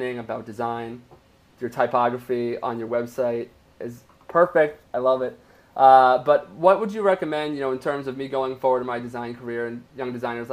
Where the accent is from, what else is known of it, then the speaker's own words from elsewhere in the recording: New York, United States; I'm obviously from New York too